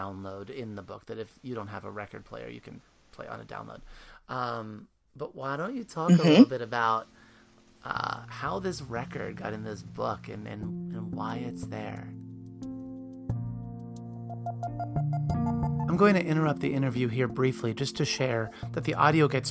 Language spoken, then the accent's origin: English; Pennsylvania, United States; now in Baltimore, United States; I grew up in Pennsylvania